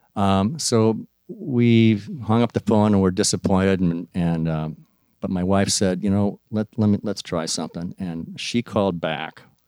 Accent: Maplewood, Minnesota, United States; I was from Maplewood

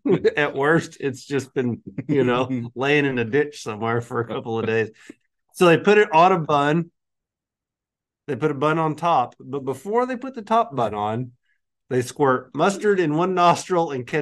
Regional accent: Arkansas, United States; I grew up dirt poor in Arkansas, and we didn't eat carp.

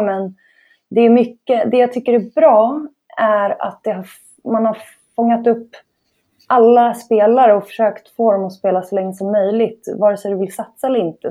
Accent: Stockholm, Stockholm County, Sweden; Jag är uppväxt i eh, Bromma i Stockholm

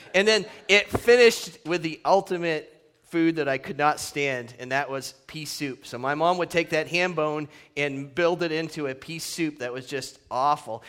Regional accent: Northeast, United States; now in Redlands, United States; the true roots that I grew up in the Northeast

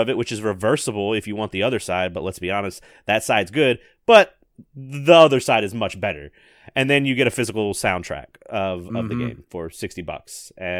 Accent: Memphis, Tennessee, United States; that's just from growing up in Memphis.

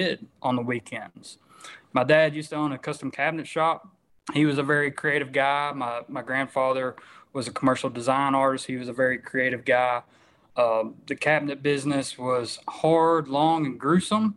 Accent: Stuttgart, Arkansas, United States; born or raised there

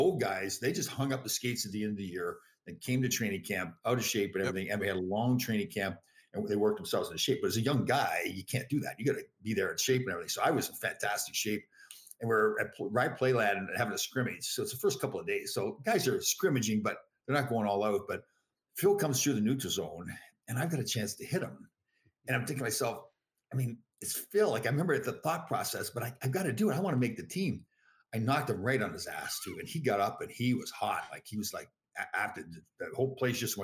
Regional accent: Toronto, Ontario, Canada; moved away as an adult; now in United States; Toronto, my hometown

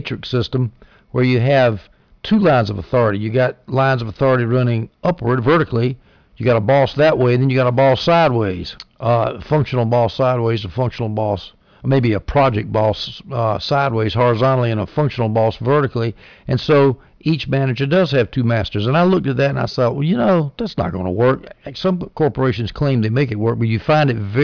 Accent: South Carolina, United States; my home state of South Carolina

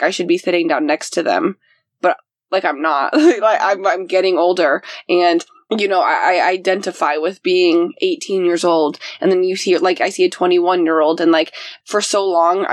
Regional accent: Cumberland, Indiana, United States; moved away; I'm like in Cumberland, Indiana. I'm exactly in my hometown

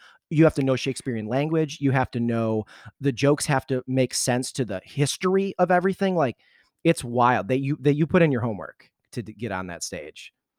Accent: Redford, Michigan, United States; also born or lived in Detroit, Michigan; now in Chicago, United States; I'm from Detroit.

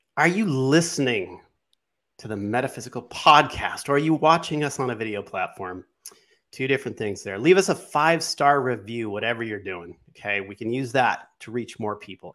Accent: West Coast, United States; moved away; also born or lived in New York; I grew up on the West Coast, then I moved to New York for a while.

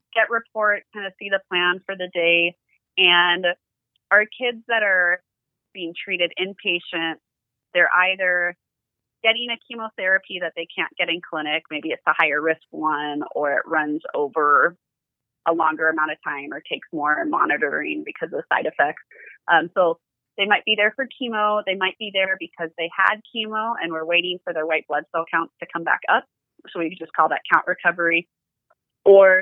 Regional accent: California, United States; moved away as an adult; also born or lived in Utah; now in Salt Lake City, United States; I am originally from California, but I stayed up in Utah after school

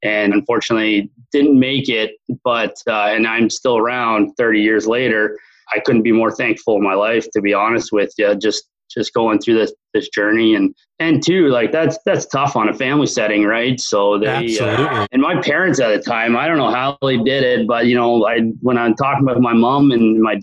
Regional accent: Barrie, Ontario, Canada; I was born and raised Barrie, Ontario, Canada, here up north

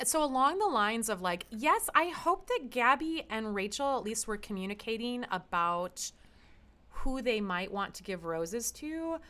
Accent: Chicago, Illinois, United States; I'm from Chicago

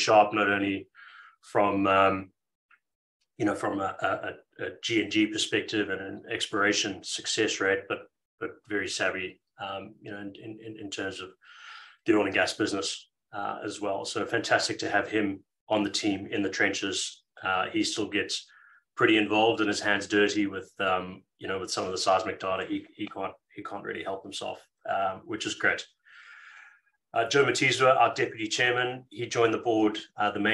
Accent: Zimbabwe; moved away as an adult; now in Australia; I am from Zimbabwe originally. My family is still there and in Zimbabwe

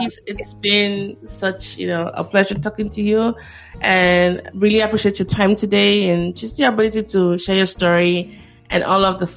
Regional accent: Nigeria; as a Nigerian child

